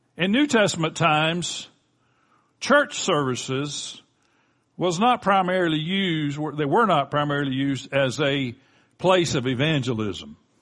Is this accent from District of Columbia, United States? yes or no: no; Florida Gulf Coast, United States; my wife and I grew up on the Florida Gulf Coast.